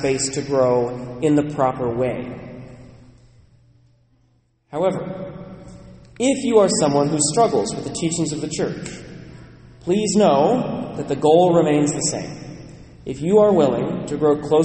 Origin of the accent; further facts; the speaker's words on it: Western Washington, United States; Growing up in Western Washington, being assigned to Bellingham